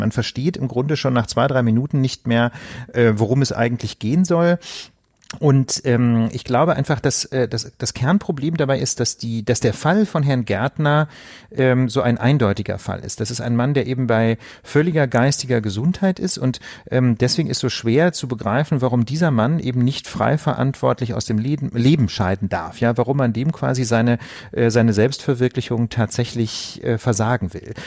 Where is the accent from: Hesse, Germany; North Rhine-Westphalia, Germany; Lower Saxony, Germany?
Lower Saxony, Germany; Osnabrück; in meiner Heimatstadt Osnabrück